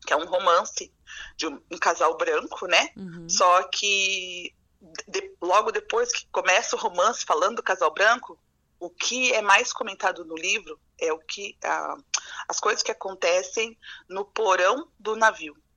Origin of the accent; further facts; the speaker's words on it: Ourinhos, São Paulo, Brazil; moved away as an adult; also born or lived in Argentina; now in Concórdia, Brazil; sou de São Paulo, do interior de São Paulo, Ourinhos, é, capital é, da cana-de-açúcar.